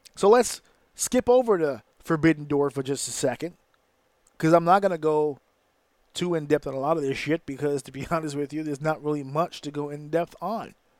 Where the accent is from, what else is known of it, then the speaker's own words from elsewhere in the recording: New York, United States; Yes, I live in New York. Yes, I'm from New York